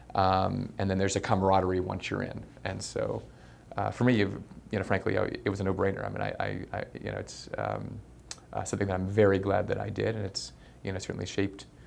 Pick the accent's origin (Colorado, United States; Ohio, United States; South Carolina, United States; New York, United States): Colorado, United States; Colorado Springs; I was born and raised in Colorado Springs, Colorado.